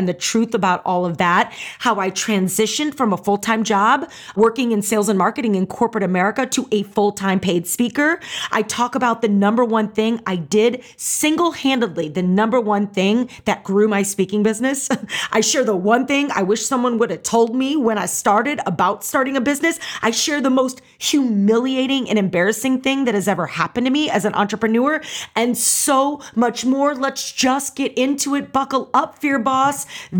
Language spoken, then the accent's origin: English; St. Louis, Missouri, United States; I'm from St. Louis. So if that's surprising anyone, yeah, I have a St. Louis background and we loved ….